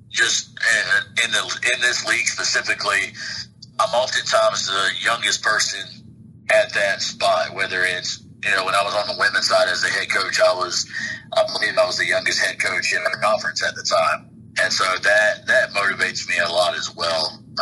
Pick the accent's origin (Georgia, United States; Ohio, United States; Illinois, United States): Georgia, United States; Leesburg; moved away as an adult; also born or lived in Virginia; now in Cuthbert, United States; I was just really excited about being back near my hometown, uh, which is about 45 minutes away